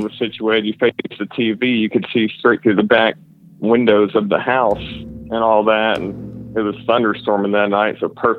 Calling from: Fort Worth, Texas, United States; calling from Fort Worth, Texas.

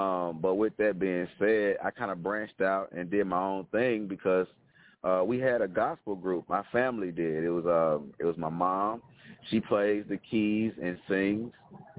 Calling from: Jackson, Tennessee, United States; I'm calling from Jackson, Tennessee. We're about 60 miles east of Memphis.

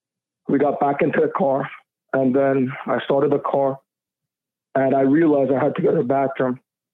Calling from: New Jersey, United States; I'm actually calling from New Jersey.

